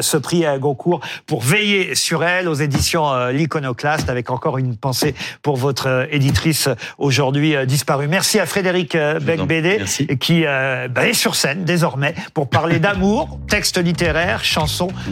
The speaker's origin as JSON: {"language": "French", "country": "France", "said": "chez nous en France"}